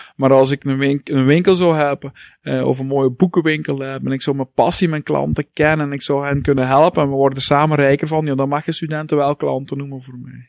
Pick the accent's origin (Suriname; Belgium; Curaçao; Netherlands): Belgium; Heusden-Zolder, Flanders; now in Hasselt, Belgium; ik ben geboren in Heusden Zolder, Boekzolder